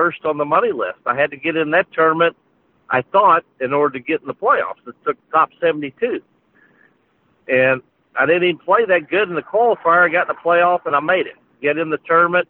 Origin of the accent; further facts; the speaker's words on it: Illinois, United States; moved away as an adult; I'm living back where I grew up in Illinois